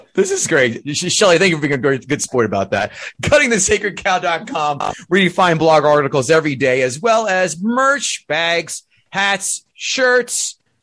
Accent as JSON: {"language": "English", "region": "New Jersey", "country": "United States", "said": "two guys from Jersey"}